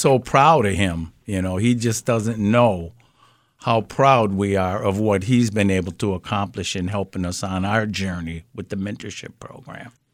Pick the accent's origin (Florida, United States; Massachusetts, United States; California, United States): Massachusetts, United States; Springfield; I grew up in Mason Square